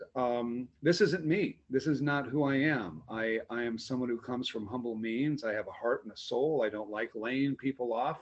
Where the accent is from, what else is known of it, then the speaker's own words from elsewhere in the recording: outside of Omaha, Southeast Nebraska, United States; I grew up in Southeast Nebraska, um, outside of Omaha